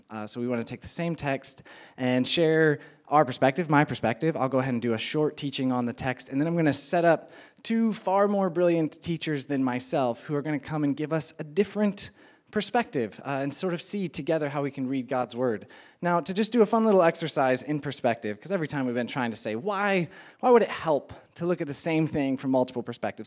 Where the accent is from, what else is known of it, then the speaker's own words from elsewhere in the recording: Midwest, United States; moved away; I am from the Midwest